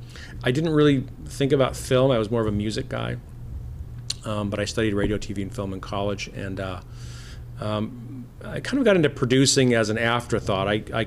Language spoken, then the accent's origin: English; Japan; moved away as an adult; I grew up in Japan. My parents were missionaries in Japan, so I lived there till I was 18.